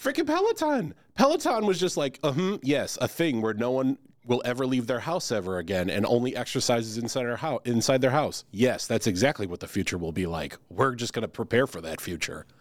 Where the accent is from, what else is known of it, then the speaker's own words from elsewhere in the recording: Chicago, Illinois, United States; I'm from Chicago